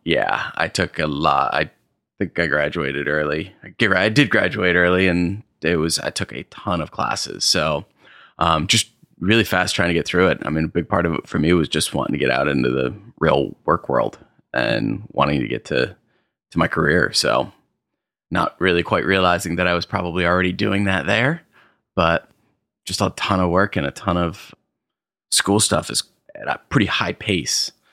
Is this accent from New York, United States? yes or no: yes; Arkport, New York, United States; grew up in upstate New York, uh, up in Arcport, New York. Small little town, little bit, uh, further west from the Finger Lakes